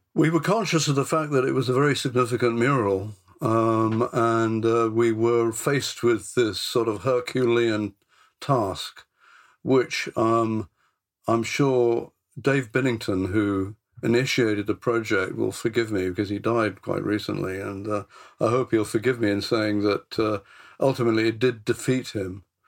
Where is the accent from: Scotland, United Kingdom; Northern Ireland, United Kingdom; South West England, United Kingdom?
South West England, United Kingdom; Bristol; I came from Bristol. I comes from Bristol.